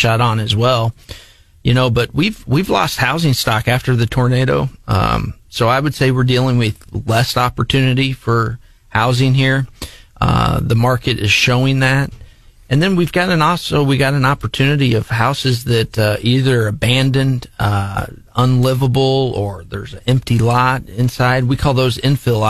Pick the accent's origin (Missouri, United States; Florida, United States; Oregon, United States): Missouri, United States; Jefferson City; also born or lived in Moberly, Missouri; back in my hometown